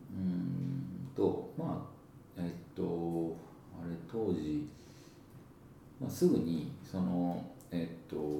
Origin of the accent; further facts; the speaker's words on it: Higashiosaka, Osaka, Japan; 東大阪の町工場の3代目で、はい、えー、生まれ育ったんですね私は